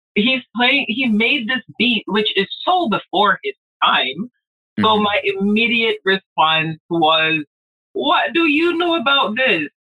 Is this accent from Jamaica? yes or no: yes; Jamaica; moved away; I grew up in Jamaica